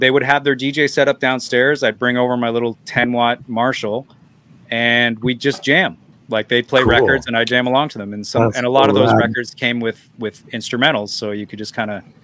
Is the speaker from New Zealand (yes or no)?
no; Canada; I'm so Canadian